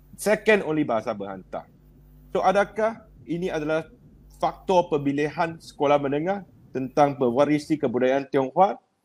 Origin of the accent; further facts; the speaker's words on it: Sungai Petani, Kedah, Malaysia; Di Sungai Petani, kalau mas zaman saya tu pusu-pusu nak masuk sekolah menengah Ibrahim